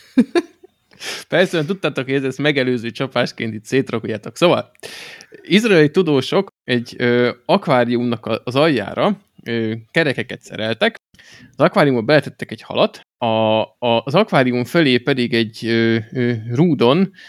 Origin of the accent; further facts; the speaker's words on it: Hungary; magyarok vagyunk